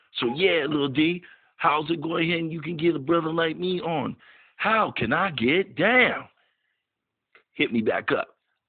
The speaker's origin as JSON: {"language": "English", "town": "Chicago", "region": "Illinois", "country": "United States", "said": "So, yo, I'm from Chi-Town. You know what I mean? Big city, windy city. That's how we do. West Side!"}